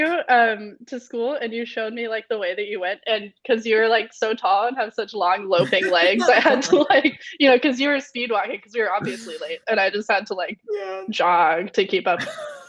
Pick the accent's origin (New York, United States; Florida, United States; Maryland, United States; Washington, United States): Washington, United States; Seattle; moved away as an adult; now in Dublin, Ireland; I'm from Seattle